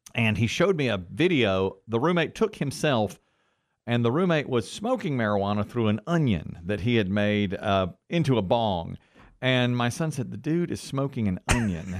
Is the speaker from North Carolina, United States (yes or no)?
yes; Asheboro, North Carolina, United States; I'm from Ashboro, North Carolina.